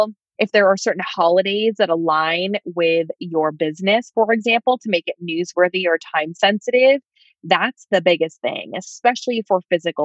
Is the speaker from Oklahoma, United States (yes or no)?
no; New York, United States; I'm from New York